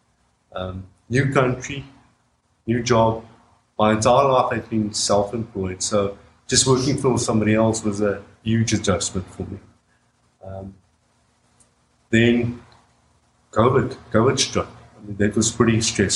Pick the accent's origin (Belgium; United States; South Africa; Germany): South Africa; moved away as an adult; now in Canada; Annette and I, both born and raised in South Africa